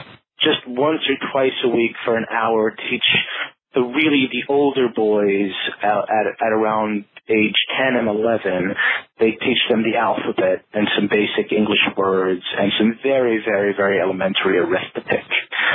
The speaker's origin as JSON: {"language": "English", "town": "Brooklyn", "region": "New York", "country": "United States", "tie": "born or raised there", "said": "I grew up in Borough Park, which is in Brooklyn, and Brooklyn is a very Hasidic neighborhood, and it is also a generally Yiddish-speaking environment."}